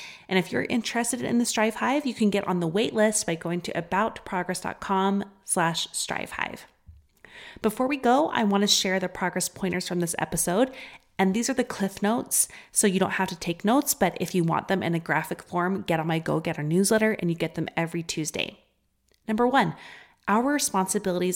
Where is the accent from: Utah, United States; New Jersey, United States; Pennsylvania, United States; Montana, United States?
Utah, United States; accent: Utah; my Utah accent